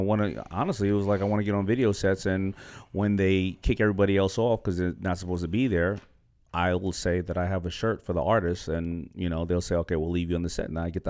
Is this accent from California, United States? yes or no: no; New York City, New York, United States; I'm from Hollis, Queens.